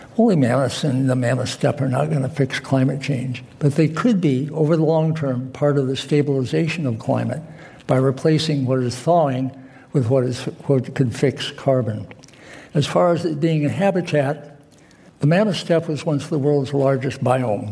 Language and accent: English; South Africa; I'm from Africa, I'm from South Africa